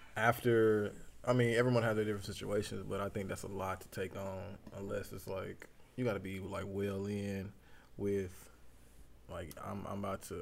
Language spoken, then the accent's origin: English; Dallas, Texas, United States; I'm from Dallas, Texas. Oak Cliff, Sundale. I'm not Sundale, Glendale